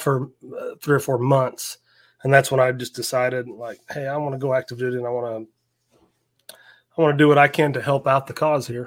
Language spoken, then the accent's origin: English; Northwest Missouri, United States; I was born and raised in Northwest Missouri, out in the sticks, like farm country.